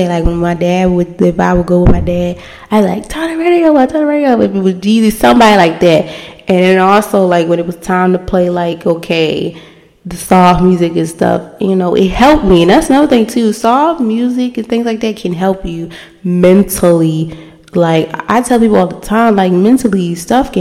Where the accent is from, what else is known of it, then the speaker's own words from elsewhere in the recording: Baltimore, Maryland, United States; I'm from the city, of course. I'm from Baltimore